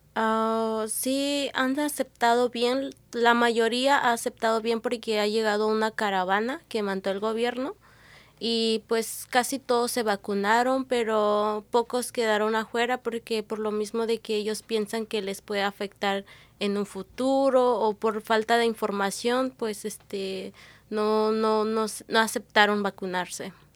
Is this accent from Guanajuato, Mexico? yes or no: no; Triqui region, Oaxaca, Mexico; first language Triqui; Spanish is a second language; now in Washington, United States; Soy del estado de, Oaxaca, de la región Triqui, eh, de Yusuyusi, Cupala